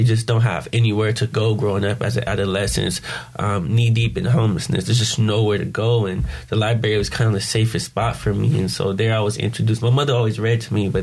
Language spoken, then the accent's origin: English; San Diego, California, United States; I'm a San Diego native. I was born in Chula Vista Hospital, I believe. I'm not sure. But grew up in San Diego